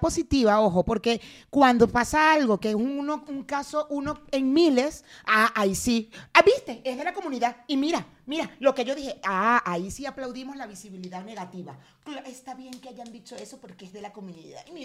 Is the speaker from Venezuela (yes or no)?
yes; Venezuela; now in Mexico